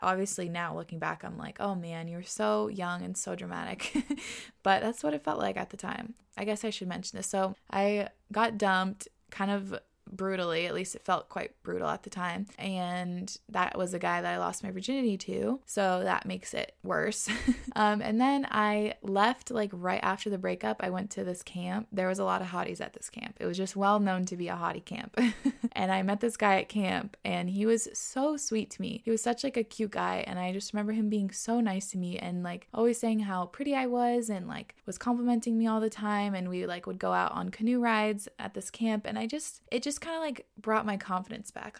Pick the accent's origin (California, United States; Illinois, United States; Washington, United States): Washington, United States; moved away as an adult; also born or lived in New York; We moved from New York to Washington, where we both grew up, so now we're back home